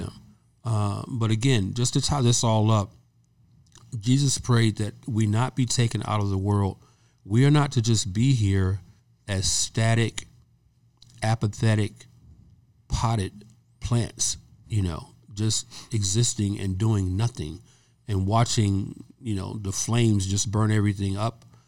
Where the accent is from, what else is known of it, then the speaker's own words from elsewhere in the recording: the South, United States; also born or lived in Georgia; now in California, United States; I'm from the South.